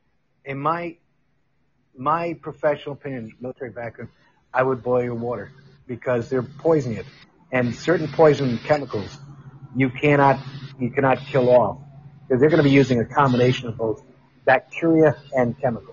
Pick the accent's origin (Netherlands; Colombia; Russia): Netherlands; Amsterdam, North Holland; I got picked up by the Netherlands where I grew up in Amsterdam.